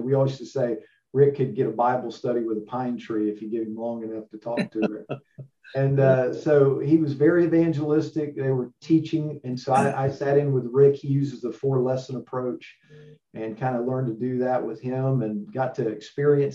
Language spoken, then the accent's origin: English; Jacksonville, Florida, United States; also born or lived in Middleburg, Florida; I grew up in Jacksonville. I grew up in the pews.